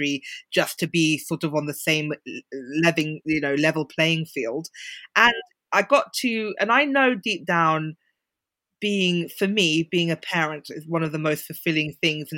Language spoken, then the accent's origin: English; London, United Kingdom; moved away; I grew up in central London.